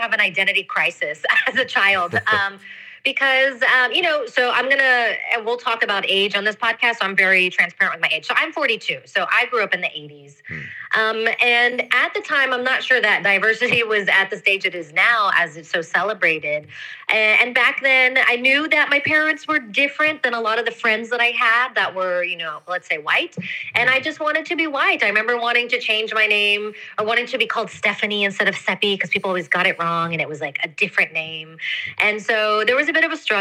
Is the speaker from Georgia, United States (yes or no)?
no; Houston, Texas, United States; moved away as an adult; now in Spain; I'm originally from Houston, Texas. That's where I grew up